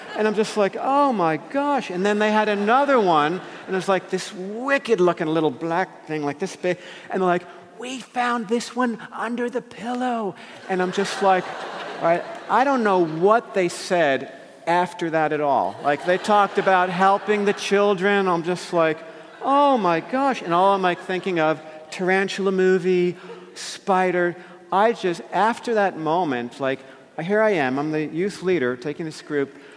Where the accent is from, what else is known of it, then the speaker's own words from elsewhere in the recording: New Jersey, United States; I grew up in New Jersey, right near New York City